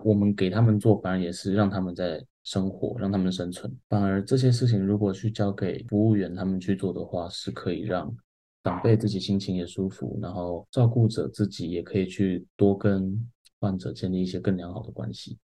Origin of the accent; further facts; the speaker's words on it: Taiwan; 我觉得是我们台湾人的心态